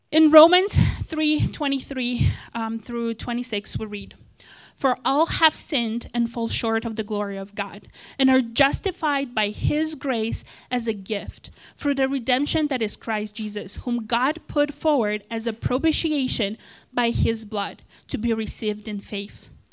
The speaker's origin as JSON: {"language": "English", "country": "Moldova", "tie": "born or raised there", "second_language": "English", "moved": "yes", "said": "I was born in, uh, and raised in a country called Moldova, that's in Eastern Europe"}